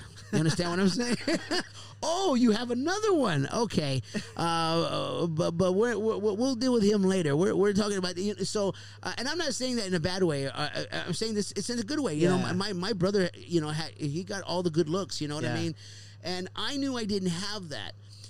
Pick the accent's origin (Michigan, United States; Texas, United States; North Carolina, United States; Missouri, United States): Texas, United States; Houston; my son is in the radiology program back home in my hometown. Down in Houston, Texas, where he lives